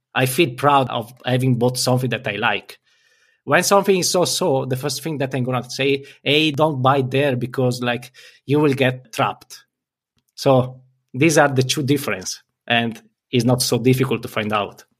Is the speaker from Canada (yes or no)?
no; Italy; I'm from Italy